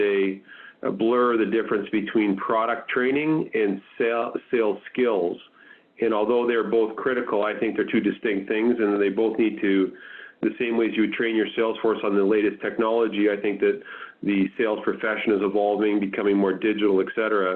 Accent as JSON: {"language": "English", "country": "Canada", "said": "I'm a Canadian guy. I grew up playing hockey"}